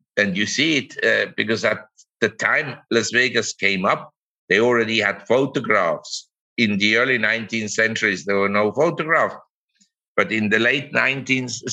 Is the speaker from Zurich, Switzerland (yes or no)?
yes; Zurich, Switzerland; moved away as an adult; also born or lived in Geneva / Hong Kong / New York; now in Chiang Mai, Thailand; I grew up in Zurich and in Switzerland